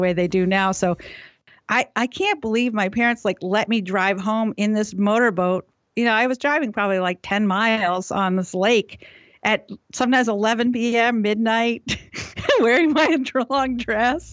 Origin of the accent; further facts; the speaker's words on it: New Haven, Connecticut, United States; also born or lived in Maine; I was born in New Haven, Connecticut.